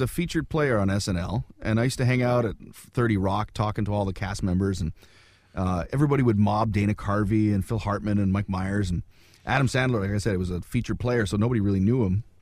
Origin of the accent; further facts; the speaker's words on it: Wawa, Ontario, Canada; moved away; also born or lived in New York; my hometown of Wawa.